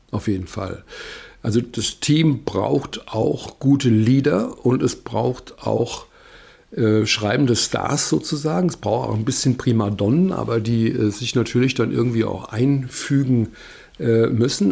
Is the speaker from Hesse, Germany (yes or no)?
yes; Wiesbaden, Hesse, Germany; moved away; ich bin sehr gerne hier in meiner Heimatstadt und das ist ja eine der schönsten Straßen in Wiesbaden. Das weiß ich noch von früher